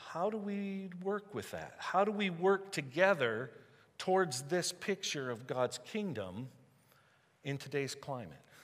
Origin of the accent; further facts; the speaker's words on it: United States; I know that I'm Welsh and German and Swedish, right? I know where I came from, but I'm American first.